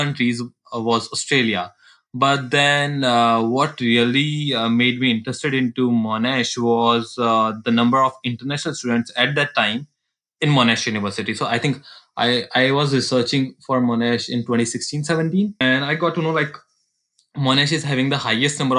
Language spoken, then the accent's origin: English; Jaipur, Rajasthan, India; moved away